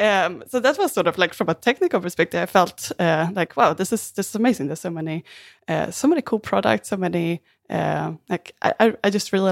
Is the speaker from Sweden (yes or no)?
yes; Sweden; also born or lived in Australia; now in Vancouver, Canada; I'm originally from Sweden. I'm in Vancouver, Canada right now. And before moving to Canada, I also lived in Australia.